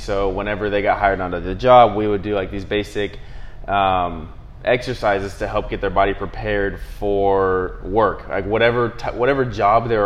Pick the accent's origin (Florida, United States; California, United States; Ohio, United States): California, United States; near Yosemite; moved away as an adult; also born or lived in Salina, Kansas; now in Kansas City, United States; I'm originally from California, near Yosemite, which is like the mountains, trees, Half Dome, all that good stuff